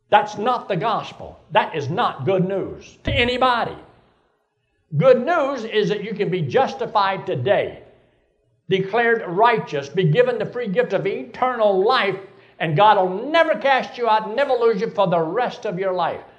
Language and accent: English; Athens, Georgia, United States; Well, I, was, I grew up in Athens, Georgia.